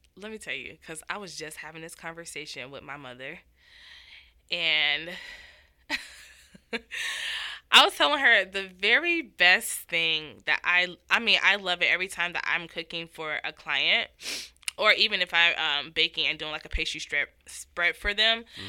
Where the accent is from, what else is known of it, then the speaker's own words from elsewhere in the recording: Miami, Florida, United States; I'm from Miami, Florida